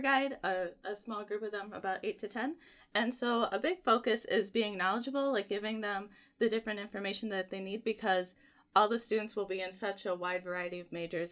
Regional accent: Richland, Michigan, United States; I'm actually from Richland, Michigan, which is about a twenty-minute drive from campus.

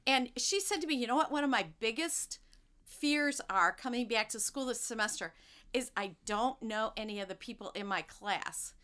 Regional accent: Monroe County, Southeast Michigan, United States; I grew up in Southeast Michigan, and you couldn't get any closer to Ohio without being in Toledo. So I grew right I grew up right there

